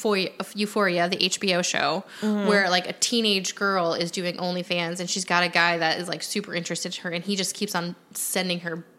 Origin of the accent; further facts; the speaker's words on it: Wisconsin, United States; We grew up in some capacity in Wisconsin